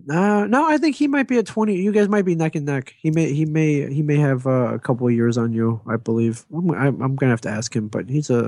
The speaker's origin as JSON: {"language": "English", "town": "Ann Arbor", "region": "Michigan", "country": "United States", "tie": "born or raised there", "said": "Ann Arbor, Michigan."}